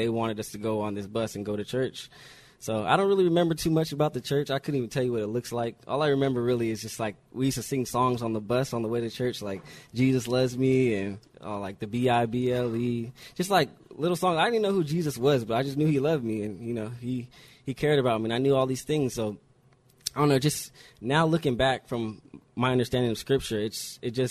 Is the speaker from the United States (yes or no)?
yes; Riverside, California, United States; also born or lived in New Jersey; I was born in New Jersey on the East Coast, and I moved to Riverside as a little baby